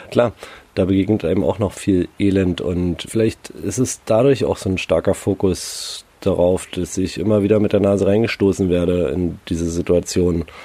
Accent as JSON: {"language": "German", "region": "Berlin", "country": "Germany", "tie": "born or raised there", "said": "ich bin halt in Berlin groß geworden, ne? Da ja, es ist eine Metropole wie wir alle großen Städte."}